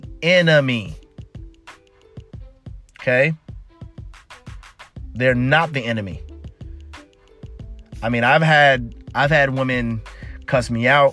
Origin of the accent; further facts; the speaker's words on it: United States; I'm a American man